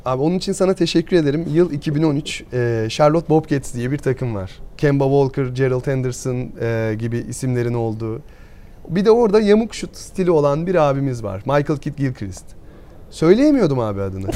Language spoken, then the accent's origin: Turkish; Burdur, Turkey; Ben Burdur'da doğdum.